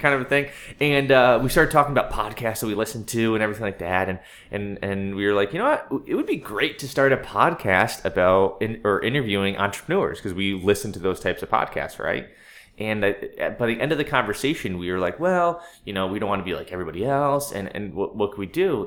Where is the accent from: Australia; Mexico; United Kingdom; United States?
United States; Durham, Connecticut; I am a native of Connecticut. I'm from Durham, Connecticut.